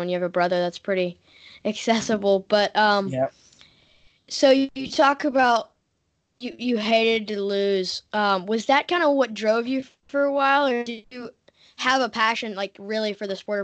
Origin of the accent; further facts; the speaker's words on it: Tennessee, United States; I'm from Tennessee